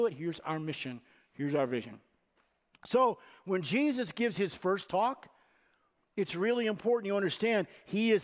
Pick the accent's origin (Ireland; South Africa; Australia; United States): United States; Rockford, Illinois; moved away as an adult; now in Janesville, United States; I'm from Rockford, and I served at a church in Rockford for almost 8 years